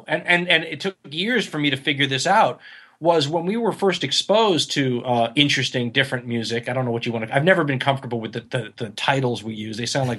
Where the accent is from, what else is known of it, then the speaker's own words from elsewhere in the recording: Los Angeles, California, United States; I'm from Los Angeles. I was in Los Angeles. So the Valley, San Fernando Valley.